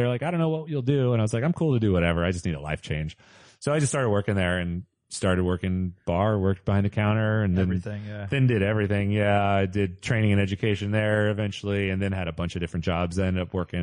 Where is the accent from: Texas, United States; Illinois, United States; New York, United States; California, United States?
California, United States; Modesto; also born or lived in San Francisco; I grew up in like a small town in the Central Valley.